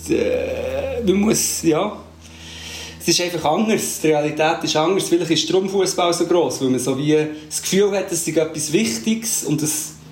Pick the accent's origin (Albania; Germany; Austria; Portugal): Portugal; ich bin ja das in Portugal aufgewachsen, ich weiß nicht, ob ich es schon erzählt habe.